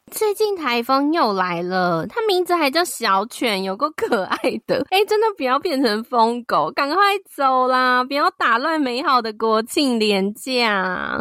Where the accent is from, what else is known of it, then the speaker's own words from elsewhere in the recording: Taiwan; 我是台湾的粉丝